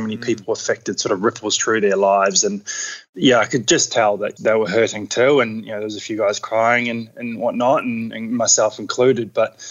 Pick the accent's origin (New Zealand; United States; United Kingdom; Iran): New Zealand; Queenstown, Otago; now in Australia; I grew up in New Zealand in Queenstown, so had pretty adventurous upbringing.